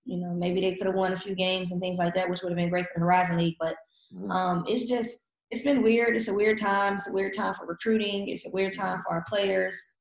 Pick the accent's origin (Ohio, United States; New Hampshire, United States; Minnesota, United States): Ohio, United States; Cleveland; moved away as an adult; also born or lived in Finland / Germany; coming from Cleveland and the area that I come from